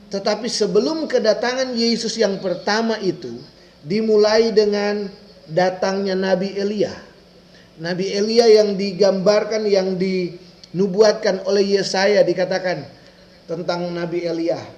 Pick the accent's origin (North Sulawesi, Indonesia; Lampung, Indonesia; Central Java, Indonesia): North Sulawesi, Indonesia; Minahasa; Daerah Manado itu ada satu jadi penghubung antara kota saya, kota saya, kota Minahasa dengan kota Manado ada satu jalur penghubung